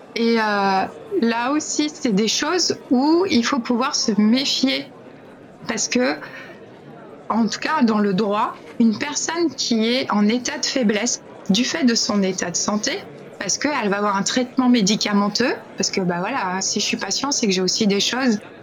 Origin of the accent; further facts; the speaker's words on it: France; chez nous, en France